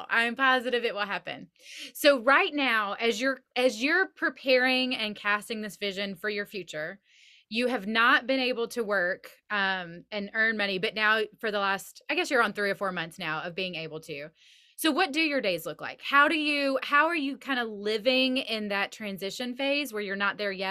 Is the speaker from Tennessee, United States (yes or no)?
yes; Nashville, Tennessee, United States; "Yeah, we're from Nashville,"